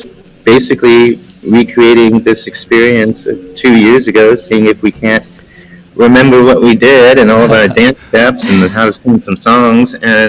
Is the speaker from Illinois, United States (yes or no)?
no; Pensacola, Florida, United States; My father was in the military, so I grew up in Pensacola, Florida, mostly. That was our favorite duty station.